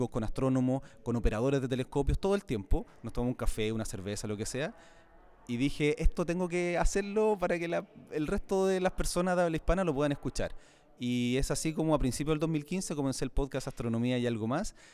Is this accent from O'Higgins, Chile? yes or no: no; Santiago, Santiago Metropolitan Region, Chile; Sí, yo soy chileno y trato siempre de mantener el acento porque es importante eh, y soy de Santiago de Chile, sí.